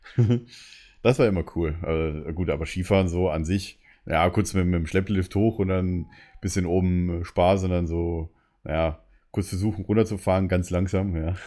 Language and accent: German; Munich, Bavaria, Germany; als Münchner ist man dann halt, sage ich mal, ein bisschen anders